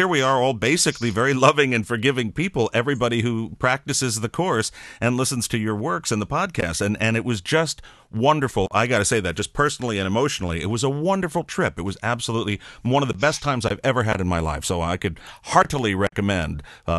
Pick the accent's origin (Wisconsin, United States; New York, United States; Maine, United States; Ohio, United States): New York, United States; moved away; I'm originally from New York